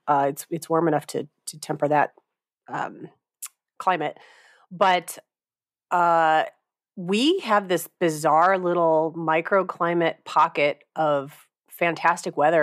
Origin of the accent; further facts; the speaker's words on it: Northwest Indiana, United States; moved away as an adult; also born or lived in Rochester, New York; now in Michigan, United States; I'm actually I'm originally from Indiana, so I I grew up in Northwest Indiana in Chicagoland